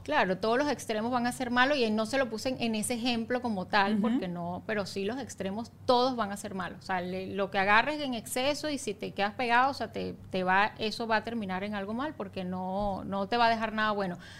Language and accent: Spanish; Valencia, Carabobo, Venezuela; moved away as an adult; also born or lived in Caracas; now in Margarita, Venezuela; Yo soy de Valencia a Margarita